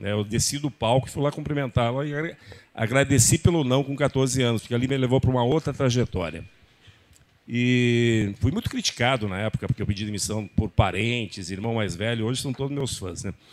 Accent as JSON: {"language": "Portuguese", "town": "Horizontina", "region": "Rio Grande do Sul", "country": "Brazil", "tie": "born or raised there", "also_born_or_lived": "Três de Maio", "said": "Eu sou filho de agricultores, eu vim da roça, da roça mesmo, gente. É, eu nasci em Horizontina, mas morava no interior de 3 de Maio, lá uma, uma vila que chama Manchinha. E ali eu morei até os 5 anos de idade."}